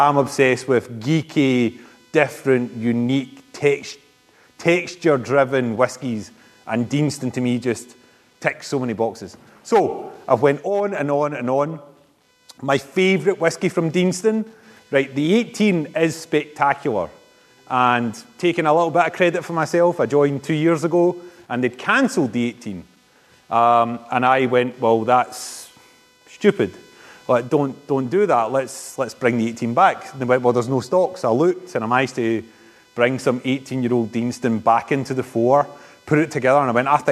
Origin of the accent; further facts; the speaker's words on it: Coatbridge, Scotland, United Kingdom; also born or lived in Stirling area; I'm from Coatbridge